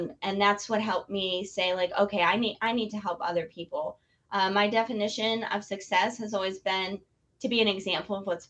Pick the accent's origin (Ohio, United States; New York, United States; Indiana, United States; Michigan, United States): Michigan, United States; Detroit; I was born in Detroit